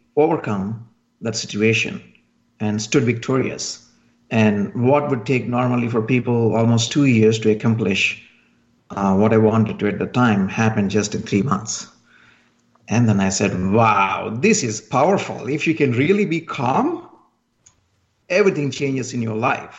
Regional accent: India; moved away as an adult; now in United States; I'm originally from India. And then I just came to the United States

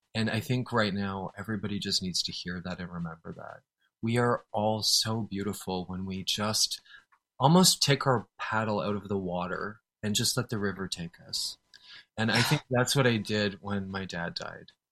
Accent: Canada; I'm a Canadian

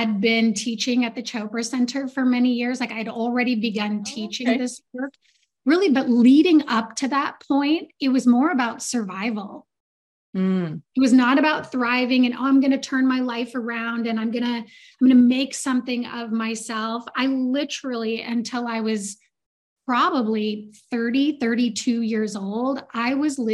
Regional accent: Southeast Alaska, United States; I grew up in Southeast Alaska with a bunch of fishermen and loggers.

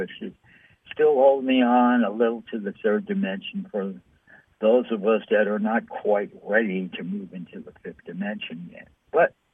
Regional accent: New York City, New York, United States; I'm from New York City.

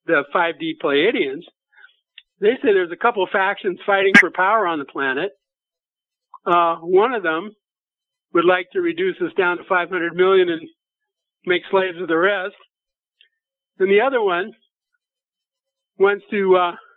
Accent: Nebraska, United States; moved away; I'm from Nebraska originally.

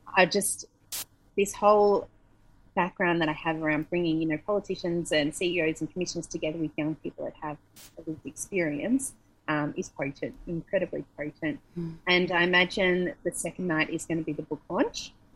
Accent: Australia; moved away as an adult; also born or lived in Melbourne; now in Bali, Indonesia; as an Australian

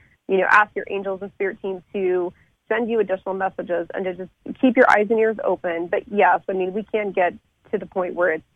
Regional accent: Lafayette, Colorado, United States; first language French; English is a second language; also born or lived in France; my hometown of Lafayette, which is in Boulder County in Colorado

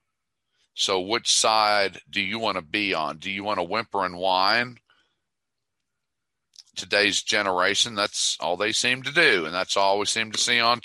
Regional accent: Dallas, Texas, United States; I'm from Dallas

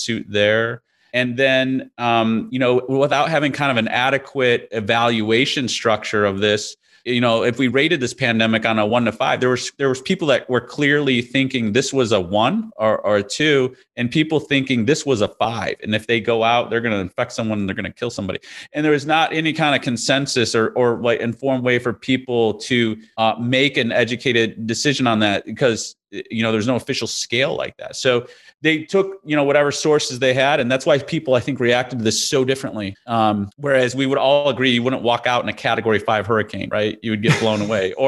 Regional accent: Chicago, Illinois, United States; I grew up in Chicago in the Midwest

